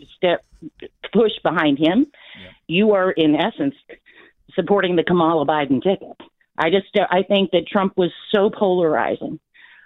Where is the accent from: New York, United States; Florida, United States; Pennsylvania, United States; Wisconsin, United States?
Florida, United States; moved away; I'm from Florida